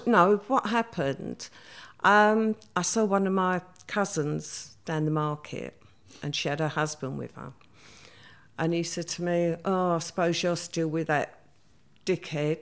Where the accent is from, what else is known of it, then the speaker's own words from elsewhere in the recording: London, United Kingdom; I grew up in the East End. I actually grew up in Stepney